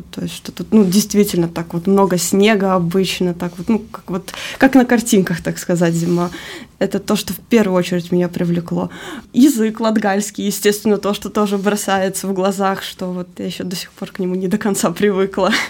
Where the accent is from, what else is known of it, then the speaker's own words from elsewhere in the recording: Jelgava, Jelgava Municipality, Latvia; now in Rēzekne, Latvia; Я сама родом из Елгавы, и, в принципе, когда мы уже не познакомились, я уже на тот момент, он уже говорил, что у него планы в Резакне